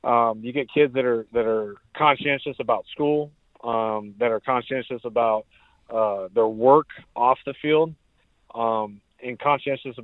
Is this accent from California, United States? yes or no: yes; San Diego, California, United States; growing up in San Diego